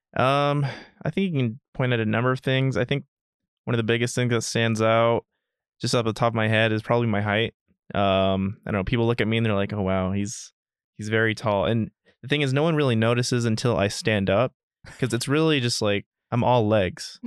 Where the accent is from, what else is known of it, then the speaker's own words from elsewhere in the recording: Dallas, Texas, United States; now in Northern Virginia, United States; originally from Dallas, Texas